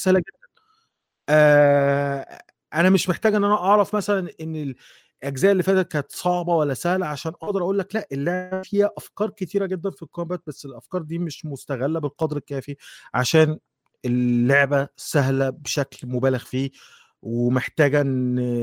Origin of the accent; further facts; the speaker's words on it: Egypt; وفي مجله كانت عندنا عندنا في مصر كانت اسمها لغه العصر